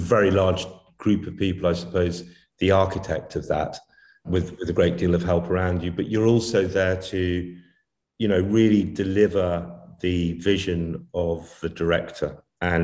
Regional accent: Warwickshire, West Midlands, United Kingdom; I'm from England. Yeah, I was born in Warwickshire in England

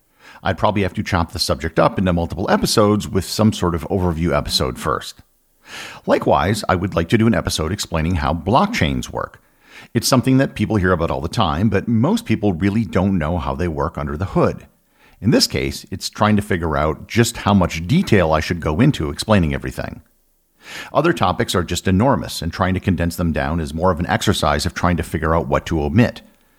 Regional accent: United States; I was from the United States

